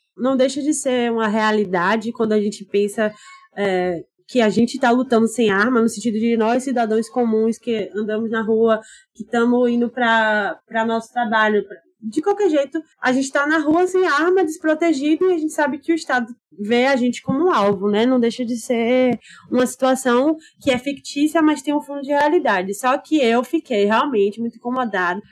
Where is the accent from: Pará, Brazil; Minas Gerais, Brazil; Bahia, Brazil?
Bahia, Brazil; Salvador; a gente, eu e Alexandre, somos baianos, soteropolitanos